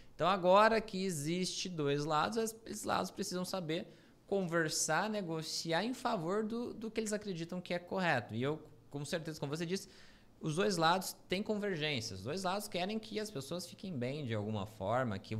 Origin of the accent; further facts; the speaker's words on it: Brazil; A gente é brasileiro